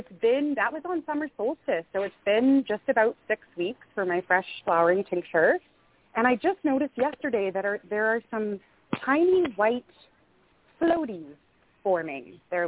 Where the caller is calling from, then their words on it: the Kootenays in British Columbia, Canada; I'm calling from the Kootenays in British Columbia.